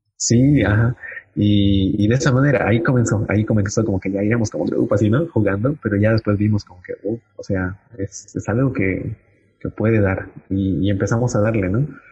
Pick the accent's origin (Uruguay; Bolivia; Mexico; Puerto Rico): Bolivia; Cochabamba; como bolivianos realmente tenemos mucho para dar